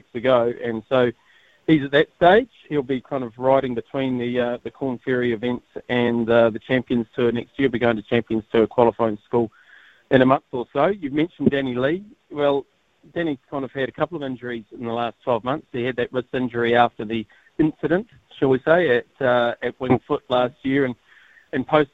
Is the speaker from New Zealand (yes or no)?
yes; New Zealand; I'm a New Zealander of Māori descent